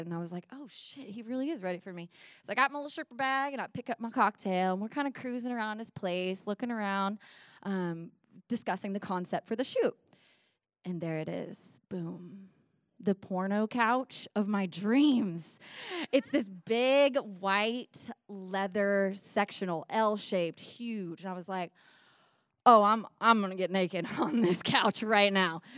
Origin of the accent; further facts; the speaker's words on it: Nashville, Tennessee, United States; We're in my hometown of Nashville, Tennessee